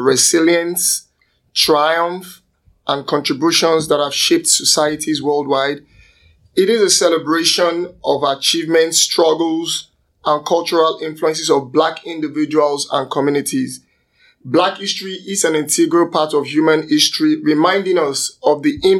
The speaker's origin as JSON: {"language": "English", "country": "Nigeria", "moved": "yes", "lives_now": "Canada", "said": "from Nigeria"}